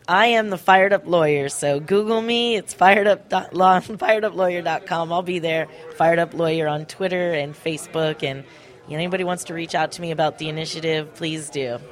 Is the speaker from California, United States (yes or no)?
yes; Ventura County, California, United States; I I grew up in Ventura County